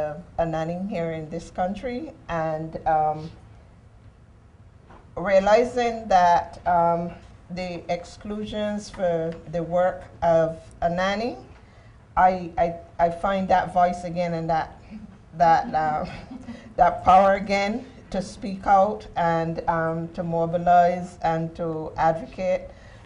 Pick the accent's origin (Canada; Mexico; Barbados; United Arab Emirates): Barbados; moved away as an adult; also born or lived in New York; now in United States; before I came to the U.S., I came from Barbados, from the Caribbean.